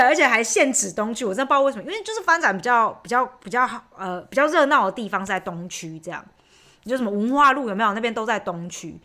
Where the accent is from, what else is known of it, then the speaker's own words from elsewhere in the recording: Chiayi, Chiayi City, Taiwan; moved away as an adult; now in Germany; 小时候就在那边长大嘛，所以就是朋友都在那边